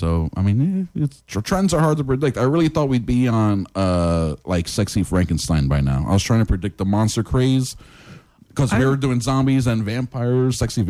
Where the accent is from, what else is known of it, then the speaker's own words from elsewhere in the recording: New York, United States; now in Florida, United States; growing up in New York